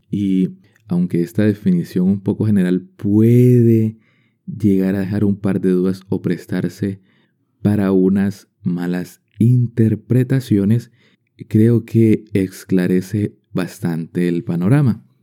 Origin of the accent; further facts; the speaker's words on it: Colombia; como colombiano quería dar mi opinión al respecto sobre una película inspirada en mi país.